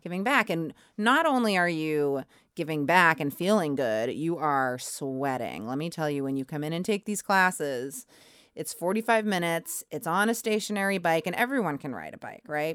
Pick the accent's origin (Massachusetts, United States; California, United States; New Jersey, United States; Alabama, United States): Massachusetts, United States; Braintree; I grew up, um, right outside of Boston in Braintree